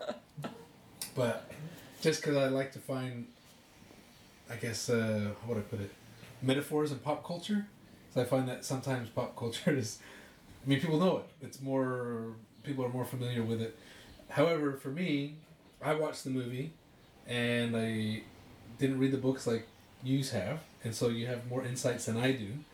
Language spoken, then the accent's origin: English; Utah, United States; I grew up in Utah